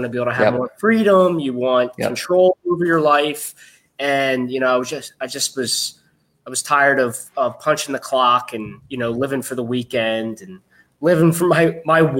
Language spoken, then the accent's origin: English; right outside of Philadelphia, Pennsylvania, United States; I was born and raised right outside of Philadelphia